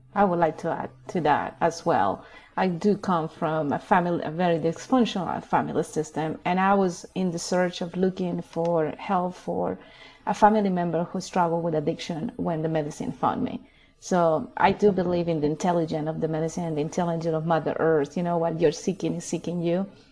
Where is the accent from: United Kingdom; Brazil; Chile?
Chile; now in Boulder County, Colorado, United States; I'm originally from Chile. I was born and raised in Chile.